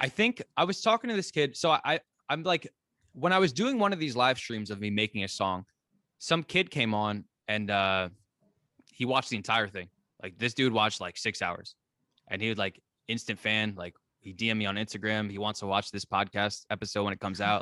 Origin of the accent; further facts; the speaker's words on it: New Jersey, United States; moved away as an adult; now in Catskills, United States; I'm from New Jersey. Right now, I'm living in the Catskills.